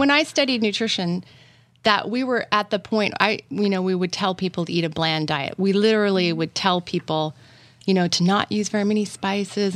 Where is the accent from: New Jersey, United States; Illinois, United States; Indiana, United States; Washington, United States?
Washington, United States; I grew up in Washington State